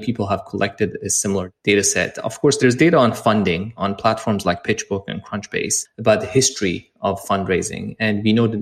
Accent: Iran; moved away as an adult; also born or lived in London; I'm originally from Iran, and I actually lived there and grew up there and started a little company back there

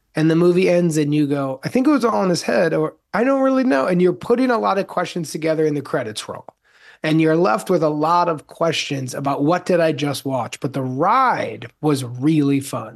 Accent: Evanston, Illinois, United States; moved away; when I was a little kid, I grew up outside of Chicago

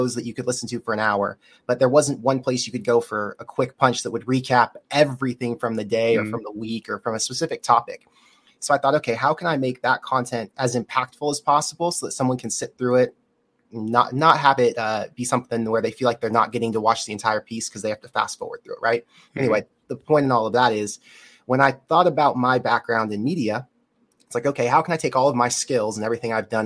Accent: Orange County, Southern California, United States; I grew up in Southern California in Orange County.

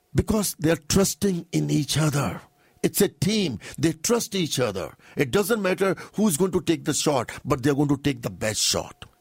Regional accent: India; now in Toronto, Canada; I'm a Sikh from India

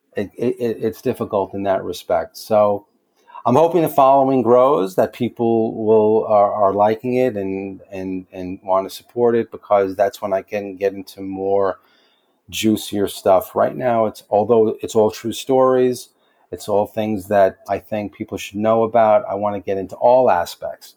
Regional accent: New York City, New York, United States; I'm from the Bronx in New York

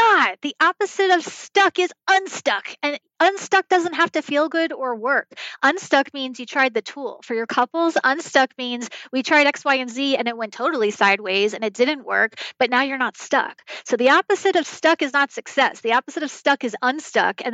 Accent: New York, United States; I grew up in New York

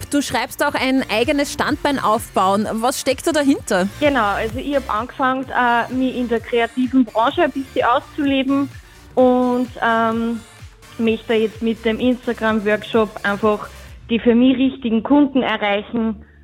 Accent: Ampflwang, Upper Austria, Austria; Was bei uns in Ampelwang ganz, ganz typisch ist, sind die Pferde und natürlich auch Folge dessen mit sehr viel Tourismus.

